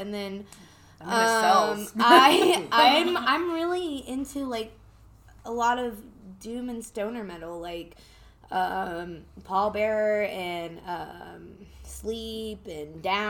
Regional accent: Lubbock, Texas, United States; moved away; I'm from the Bible Belt, too, right? Yeah. In Lubbock, Texas, or like people like to say Lubbock.

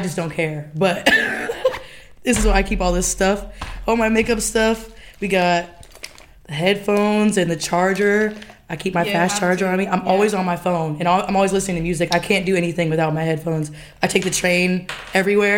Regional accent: Champaign, Illinois, United States; moved away as an adult; now in Chicago, United States; I'm born and raised in Champaign, Illinois

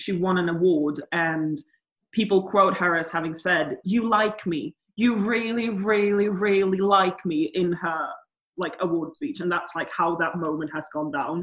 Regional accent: Sweden; I'm from Sweden

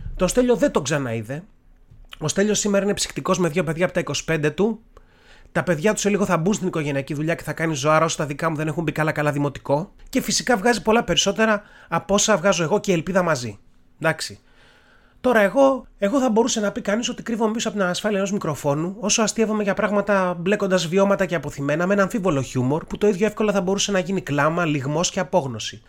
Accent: Tavros, Attica, Greece; μεγάλωσα στον Ταύρο

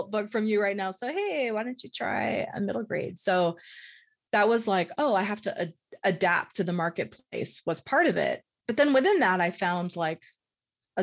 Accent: San Francisco, California, United States; moved away as an adult; also born or lived in Pacifica, California; now in Salt Lake City, United States; I grew up in San Francisco

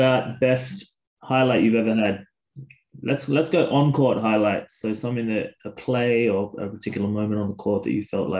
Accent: Sydney, New South Wales, Australia; I'm from Sydney

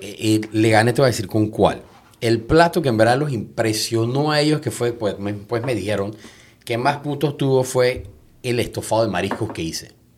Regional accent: Panama; soy panameño

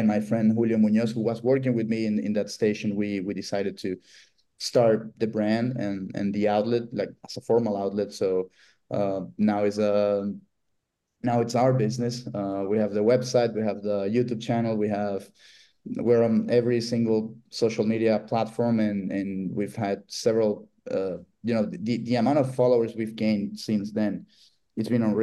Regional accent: Venezuela; now in Miami, United States; I'm born and raised in Venezuela, living in Miami.

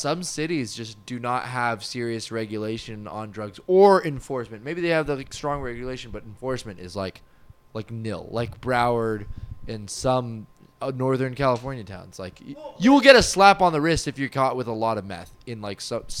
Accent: St. Thomas, U.S. Virgin Islands; also born or lived in Trinidad / Victoria, Canada; Yeah, I grew up in St. Thomas.

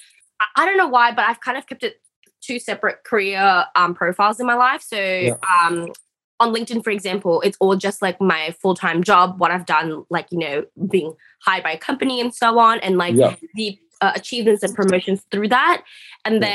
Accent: Australia; I'm Australian

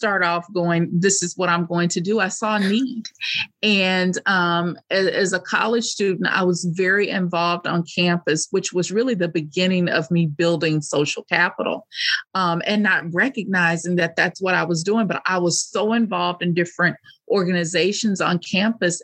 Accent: United States; as American women

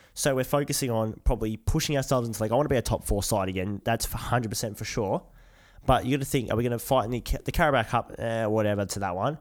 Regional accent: Australia; we're from the Aussie world, mate

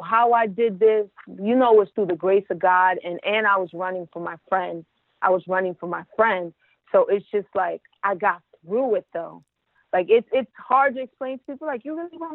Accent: Elizabeth, New Jersey, United States; also born or lived in Brooklyn, New York; now in Los Angeles, United States; I was born in Brooklyn, raised in Elizabeth, New Jersey

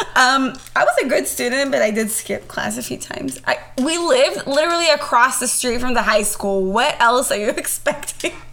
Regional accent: Israel; now in United States; growing up in Israel, I went to, I guess, what you would call here public school.

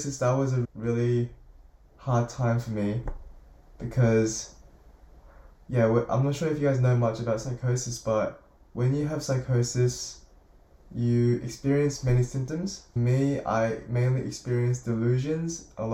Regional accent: Sydney, New South Wales, Australia; also born or lived in South Korea / Melbourne, Australia; I was born in South Korea in 2003 on the 23rd of January, and I came to Australia, Melbourne, Australia, in 2007 with my parents, and I stayed there for about a year and eventually moved to Sydney, where I have been living my whole life ever since 2007

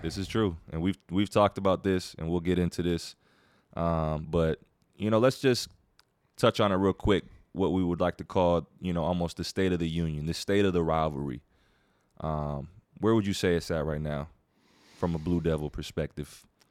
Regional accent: Virginia, United States; now in North Carolina, United States; I was born and raised in Virginia

